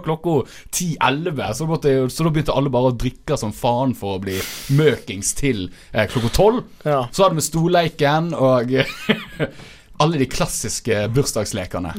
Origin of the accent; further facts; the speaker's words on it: Fusa, Vestland, Norway; der jeg er fra